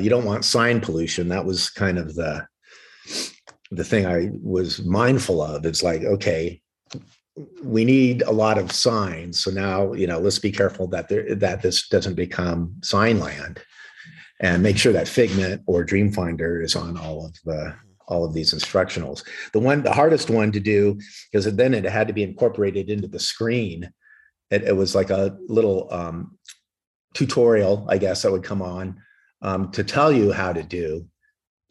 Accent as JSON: {"language": "English", "area": "Orange County", "region": "California", "country": "United States", "tie": "born or raised there", "said": "I grew up with in Orange County at South Coast Plaza"}